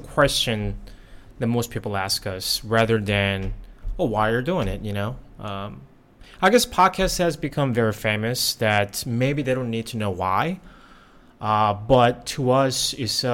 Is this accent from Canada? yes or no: no; South Korea; also born or lived in United States; now in Thailand; I grew up in Korea